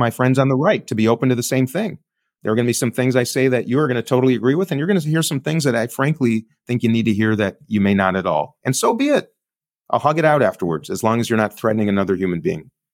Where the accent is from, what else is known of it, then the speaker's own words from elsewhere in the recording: Minneapolis, Minnesota, United States; I'm coming from Minneapolis, where George Floyd was murdered